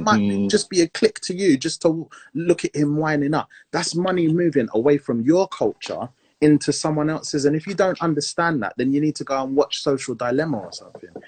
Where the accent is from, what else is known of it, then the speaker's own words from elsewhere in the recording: Montserrat; I'm from Montserrat